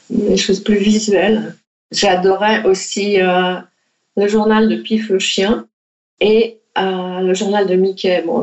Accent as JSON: {"language": "French", "town": "Paris", "region": "Île-de-France", "country": "France", "also_born_or_lived": "Netherlands", "moved": "as an adult", "said": "J'ai fait cette école d'art aux Pays-Bas et le... bon, je venais de Paris, mais ma famille était encore en France."}